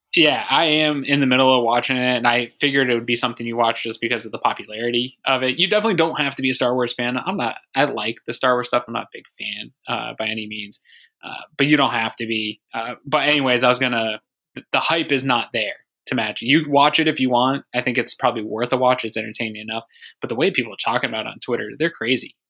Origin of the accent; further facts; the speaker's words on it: Maine, United States; now in Buffalo, United States; originally I'm from Maine.